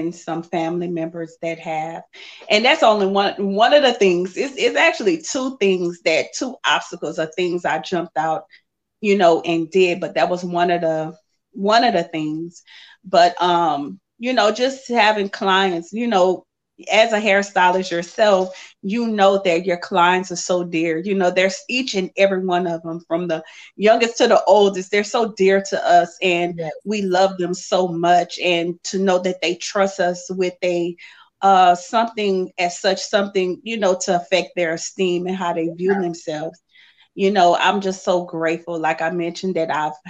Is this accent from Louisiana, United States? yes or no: yes; Lafayette, Louisiana, United States; I'm from Lafayette, Louisiana